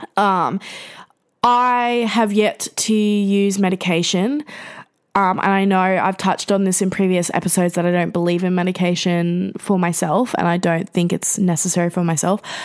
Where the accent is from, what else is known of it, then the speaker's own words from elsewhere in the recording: Gold Coast, Queensland, Australia; as a young person growing up in the Gold Coast in Queensland